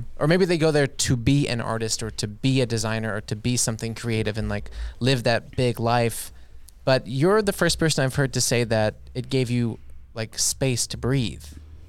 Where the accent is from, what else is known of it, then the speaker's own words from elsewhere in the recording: United States; Yeah, I'm from